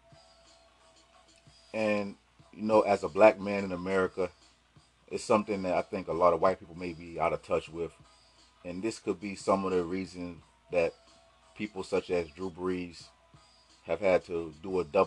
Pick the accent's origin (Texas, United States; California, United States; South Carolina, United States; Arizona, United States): South Carolina, United States; I'm from South Carolina